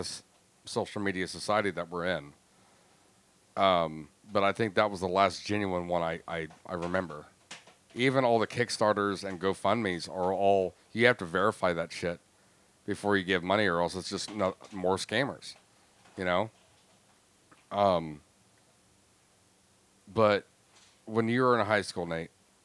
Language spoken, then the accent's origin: English; Florida, United States; I grew up in Florida